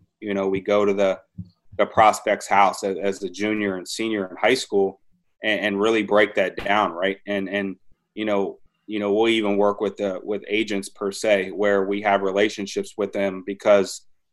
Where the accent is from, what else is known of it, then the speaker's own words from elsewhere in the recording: Maryland, United States; I grew up in Maryland. I'm like the most born and bred